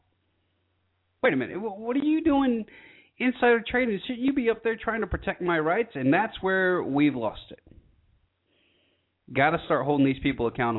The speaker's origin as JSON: {"language": "English", "region": "rural Georgia", "country": "United States", "tie": "born or raised there", "said": "I grew up in Georgia, rural Georgia"}